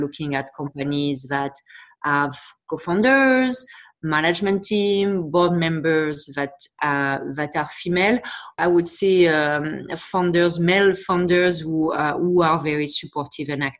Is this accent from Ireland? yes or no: no; France; accent: French; English is a second language; moved away as an adult; also born or lived in Montreal, Canada; now in Toronto, Canada; as I'm sure you can hear to my accent, I'm from France originally. I moved to Canada 15 years ago. I live in Toronto.